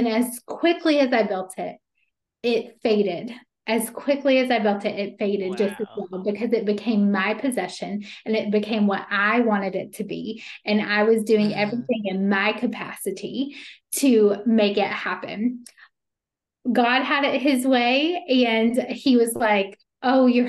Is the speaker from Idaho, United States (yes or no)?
no; Meppen, North Carolina, United States; also born or lived in Greensboro, North Carolina; now in Wilmington, United States; I'm from Meppen